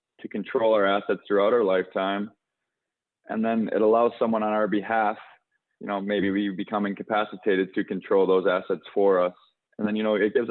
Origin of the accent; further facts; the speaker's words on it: Michigan, United States; also born or lived in Ithaca, New York; now in Estero, United States; I'm originally from Michigan. Now I'm living in Estero, Florida